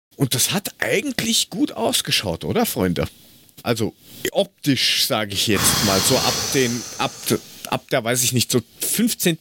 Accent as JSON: {"language": "German", "region": "Hesse", "country": "Germany", "tie": "born or raised there", "said": "als, als Hesse damit aufgewachsen"}